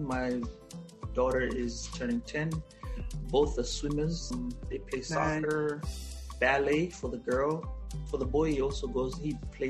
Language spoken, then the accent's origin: English; Kenya; English is a second language; "Yeah, I'm from Africa." That's what I always say. "I'm from Kenya."